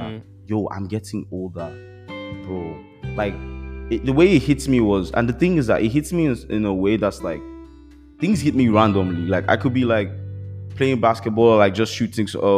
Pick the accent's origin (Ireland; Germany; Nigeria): Nigeria; I'm Nigerian